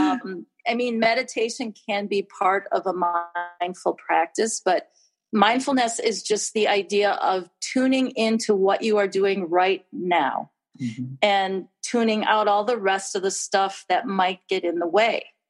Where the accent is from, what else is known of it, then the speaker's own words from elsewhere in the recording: Wisconsin, United States; moved away as an adult; also born or lived in California; I am from Wisconsin and kind of came back home